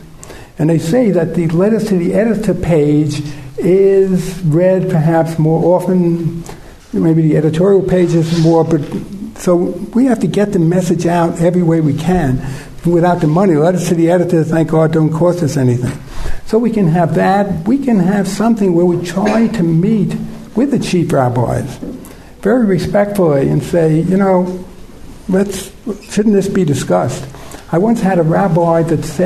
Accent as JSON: {"language": "English", "country": "United States", "said": "I'm from the States."}